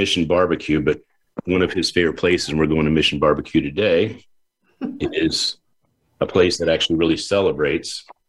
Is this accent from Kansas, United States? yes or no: no; Warwick, Rhode Island, United States; I was born in Warwick, Rhode Island.